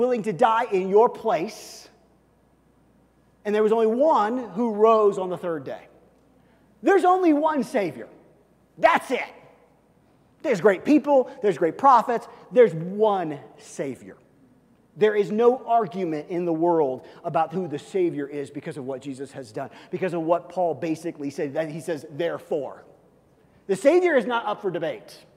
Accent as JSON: {"language": "English", "town": "Kansas City", "region": "Missouri", "country": "United States", "tie": "born or raised there", "said": "when I grew up in Kansas City as a kid"}